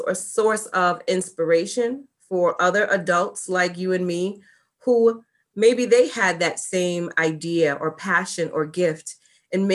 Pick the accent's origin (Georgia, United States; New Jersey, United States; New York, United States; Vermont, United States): New York, United States; New York City; I grew up in New York City